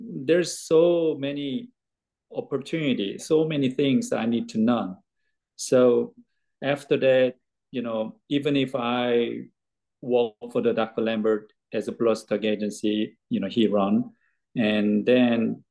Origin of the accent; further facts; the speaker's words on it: South Korea; moved away as an adult; now in Kentucky, United States; I'm originally from Korea. I grew up there.